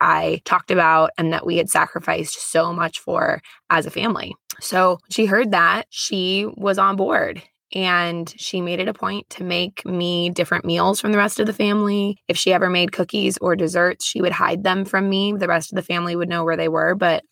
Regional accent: Las Vegas, Nevada, United States; moved away as an adult; also born or lived in Boise; I grew up in Las Vegas.

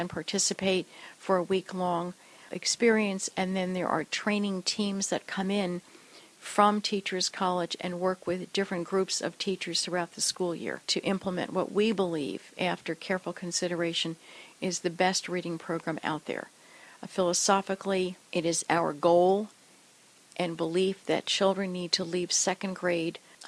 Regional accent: Clark, New Jersey, United States; also born or lived in Cranford, New Jersey; I actually grew up next door in Clark.

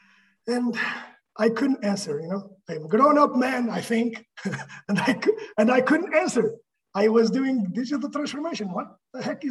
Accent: Portugal; moved away as an adult; now in United States; I'm from Portugal

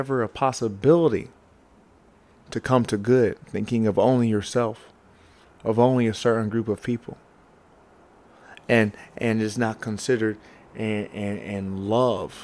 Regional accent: the South, United States; I grew up in the South

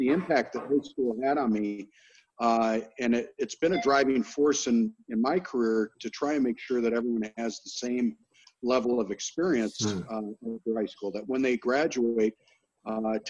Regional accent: Royal Oak, Michigan, United States; I was born in Royal Oak and grew up in that area

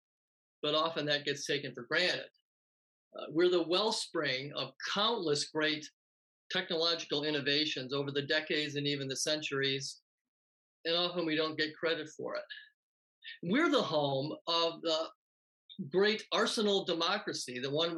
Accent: Wisconsin, United States; growing up in Wisconsin

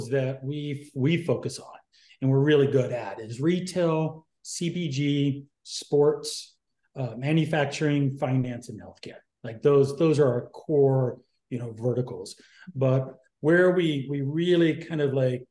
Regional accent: North Carolina, United States; moved away as an adult; now in San Diego, United States; originally from the East Coast, North Carolina, but I call myself a San Diegan because I've been there since pretty much my entire adult life.

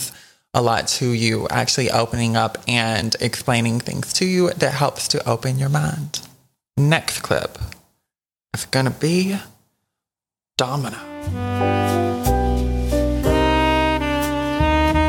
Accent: South Georgia, United States; I'm from South Georgia as well

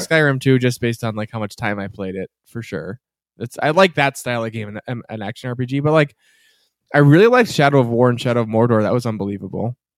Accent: Massachusetts, United States; I'm from Massachusetts

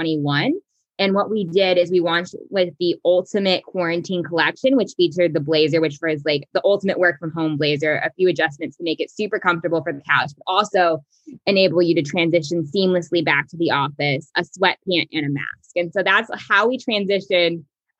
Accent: Kansas, United States; I grew up in Kansas

